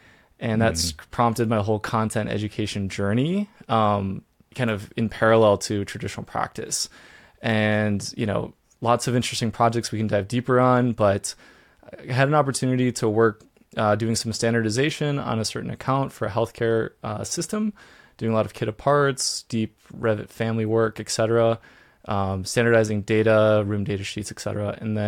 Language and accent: English; Minnesota, United States; So I grew up in Minnesota, but I went to school in North Dakota State.